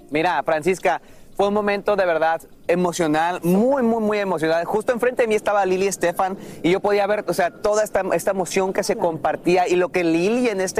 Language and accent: Spanish; Mexico; la mayor parte acá somos mexicanos